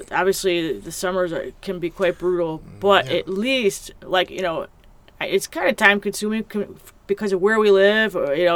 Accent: Chicago, Illinois, United States; moved away; I grew up in Chicago, the Chicago area

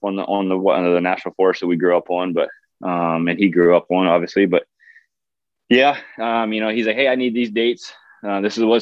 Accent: South Carolina, United States; moved away as an adult; also born or lived in Dakotas; now in Alaska, United States; growing up in the South, South Carolina to be exact

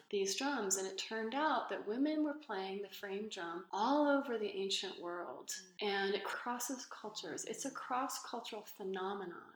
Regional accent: Los Angeles, California, United States; growing up in Los Angeles in the 80s

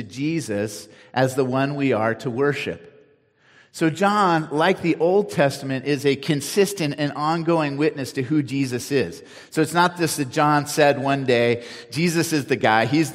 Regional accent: Cupertino, California, United States; now in Nevada County, United States; I grew up in Cupertino

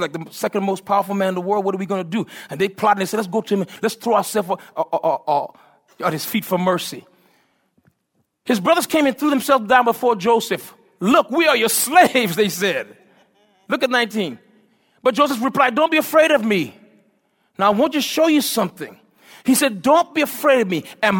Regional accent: U.S. Virgin Islands; I'm from the Virgin Islands, and so I love seafood.

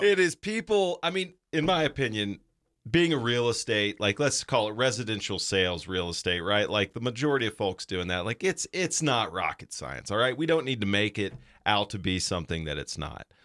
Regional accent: Chattanooga, Tennessee, United States; also born or lived in North Georgia; I grew up there and I grew up going to Mox games

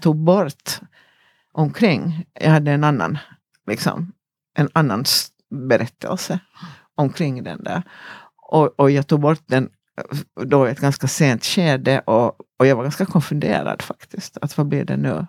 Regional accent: Ekenäs, Uusimaa, Finland; i min lilla hemstad, jag kommer från en liten stad som heter Ekenäs i Finland

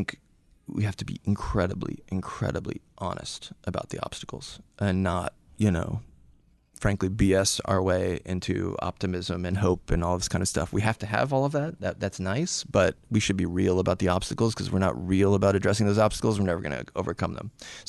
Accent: Phoenix, Arizona, United States; So it's an interesting story. I grew up in Northwest Phoenix, so the other side of Phoenix from Scottsdale

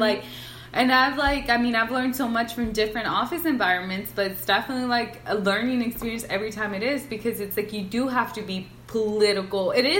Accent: California, United States; because we're from Southern California, exactly.

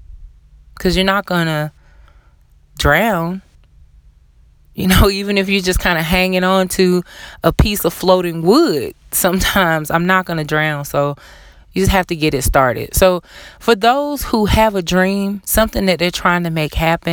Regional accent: the South, Southern United States, United States; being a Southerner myself

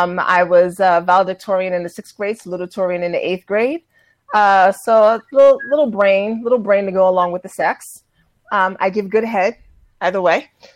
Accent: New York City, New York, United States; New York City.

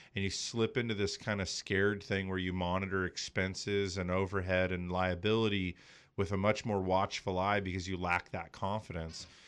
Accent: Los Angeles, California, United States; also born or lived in Big Bear, California; I was born and raised in the San Fernando Valley. I mean, we moved to Big Bear when I was thirteen

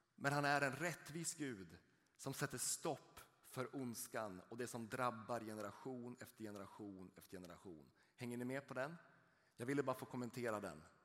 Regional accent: rural Norrland, Sweden; Jag är uppvuxen uppe i ett litet samhälle ute i den norrländska landsbygden

